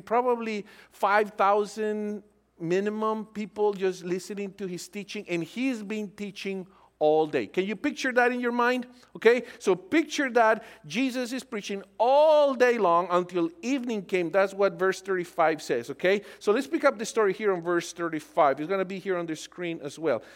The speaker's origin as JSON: {"language": "English", "country": "Colombia", "moved": "yes", "said": "I'm originally from Colombia."}